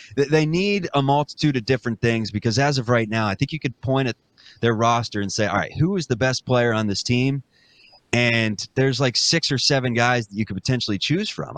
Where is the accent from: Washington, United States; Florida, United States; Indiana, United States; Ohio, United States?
Ohio, United States; Cincinnati; growing up in Cincinnati